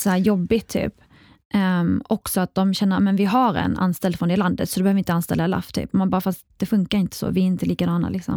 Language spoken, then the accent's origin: Swedish; Kristianstad, Skåne, Sweden; also born or lived in Iraq; jag är uppväxt i Skåne